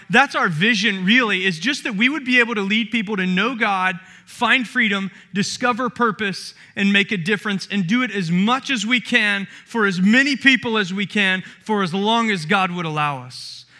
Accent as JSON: {"language": "English", "town": "Summerville", "region": "South Carolina", "country": "United States", "tie": "born or raised there", "moved": "yes", "said": "I grew up in the Southeast and in the Bible Belt, in the deep Bible Belt of Somerville, South Carolina"}